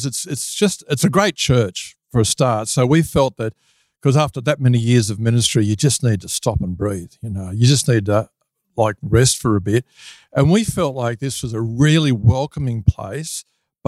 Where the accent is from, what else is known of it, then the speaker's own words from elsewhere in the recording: Sydney, New South Wales, Australia; moved away as an adult; now in Lake Macquarie, Australia; I was originally from the Sutherland Shire in Sydney, and I spent the first few decades there